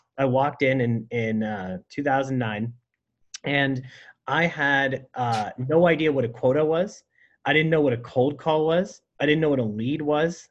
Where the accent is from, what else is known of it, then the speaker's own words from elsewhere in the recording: San Francisco, California, United States; also born or lived in Burlingame; I grew up in San Francisco and then in Burlingame.